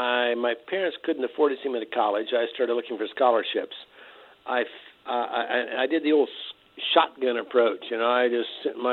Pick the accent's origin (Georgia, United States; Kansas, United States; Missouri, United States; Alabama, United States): Kansas, United States; Lecompton; I grew up in Kansas, a little tiny town in eastern Kansas called Lecompton. Between Lawrence and Topeka.